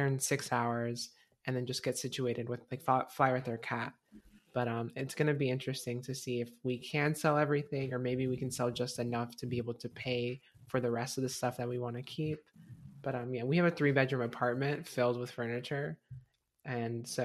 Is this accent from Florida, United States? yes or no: yes; Florida, United States; I'm from Florida. All we know is AC.